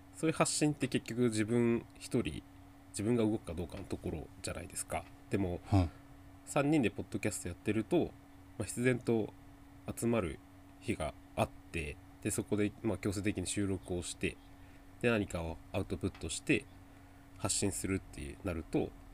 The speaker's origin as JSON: {"language": "Japanese", "region": "Chiba", "country": "Japan", "tie": "born or raised there", "also_born_or_lived": "Osaka", "said": "大阪生まれの千葉育ちですね"}